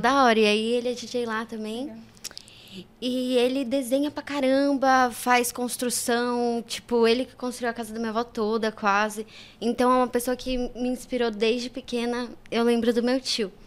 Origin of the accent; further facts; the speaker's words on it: São Paulo, Brazil; also born or lived in Japan; Eu nasci na Zona Sul de São Paulo, é, no Jardim Gá